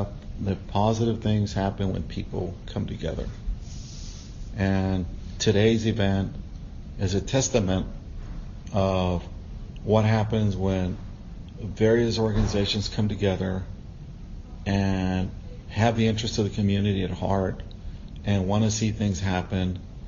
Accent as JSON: {"language": "English", "town": "San Pedro", "region": "Nuevo León", "country": "Mexico", "said": "I'm from San Pedro, on San Monterrey, and I love this community."}